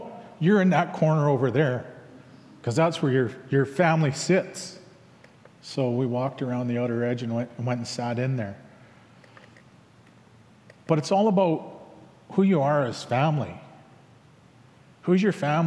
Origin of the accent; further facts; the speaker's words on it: Langley, British Columbia, Canada; also born or lived in Lik'amel (Lakahahmen), British Columbia; from Langley